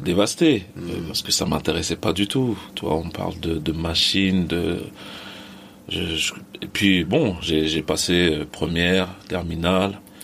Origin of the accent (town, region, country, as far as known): Les Mureaux, Île-de-France, France; born or raised there; also born or lived in Mali / Plaisir